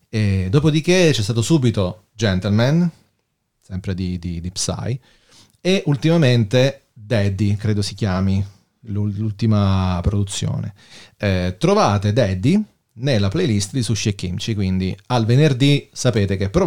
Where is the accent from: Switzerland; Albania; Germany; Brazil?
Germany; Sono tedesca.